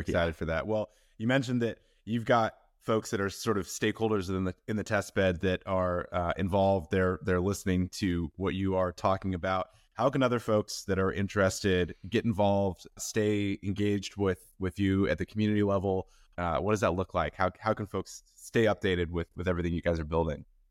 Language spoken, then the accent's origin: English; Seattle, Washington, United States; I'm from Seattle